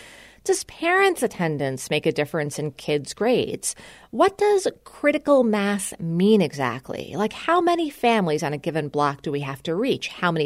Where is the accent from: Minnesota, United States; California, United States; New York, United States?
New York, United States; moved away as an adult; now in Silicon Valley, United States; I'm from New York, too